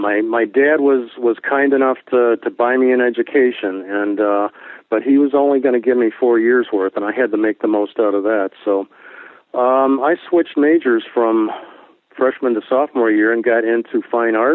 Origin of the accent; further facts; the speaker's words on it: Miami, Florida, United States; When I grew up in South Florida, I grew up in the Miami area.